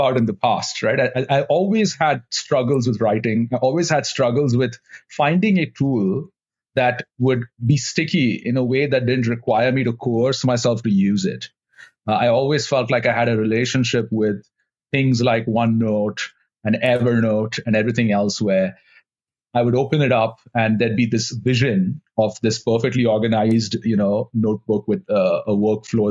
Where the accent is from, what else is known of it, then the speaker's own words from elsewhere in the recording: India; moved away as an adult; now in United States; I grew up in India